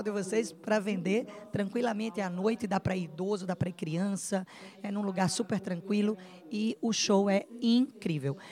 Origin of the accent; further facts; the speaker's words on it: Paraíba, Brazil; minha terrinha linda e amada. Paraíba